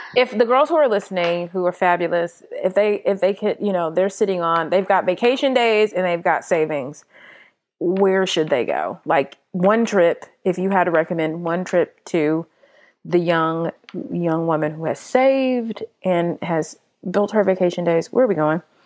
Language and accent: English; Los Angeles, California, United States; now in Atlanta, United States; I'm from Los Angeles